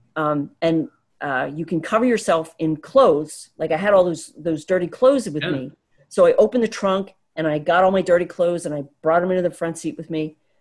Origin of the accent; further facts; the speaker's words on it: the Poconos, Pennsylvania, United States; I grew up in the Poconos